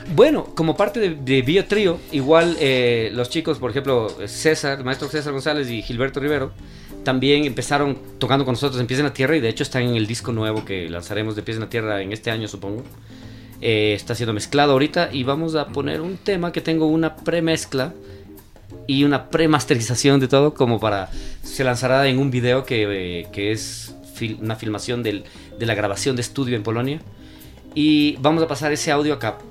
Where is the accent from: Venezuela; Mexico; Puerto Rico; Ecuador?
Ecuador; somos todos ecuatorianos